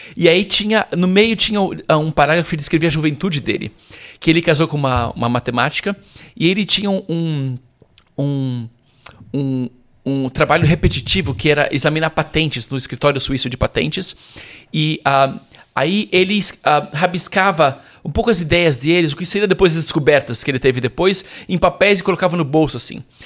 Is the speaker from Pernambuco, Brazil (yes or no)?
no; São Paulo, Brazil; moved away as an adult; now in Rome, Italy; nasci e cresci em São Paulo